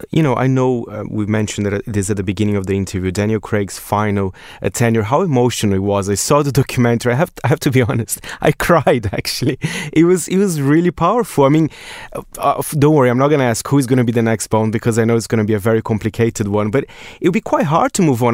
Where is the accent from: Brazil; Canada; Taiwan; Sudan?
Brazil; now in United Kingdom; my home country, Brazil